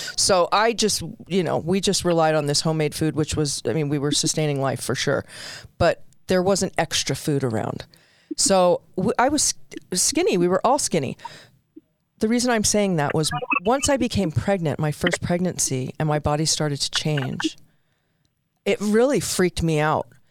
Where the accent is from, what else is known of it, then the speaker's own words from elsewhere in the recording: Southern California, United States; I did a lot of growing up in Southern California, so we wore shorts to school.